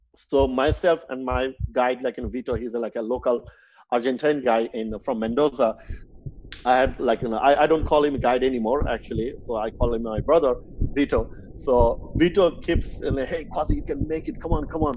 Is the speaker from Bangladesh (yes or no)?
yes; Bangladesh; now in United States; my home country bangladesh